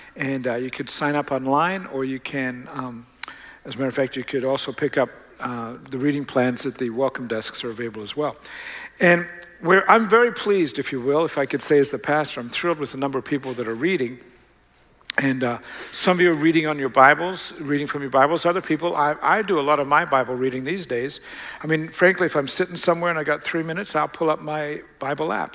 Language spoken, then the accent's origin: English; Australia; moved away; I grew up in Australia.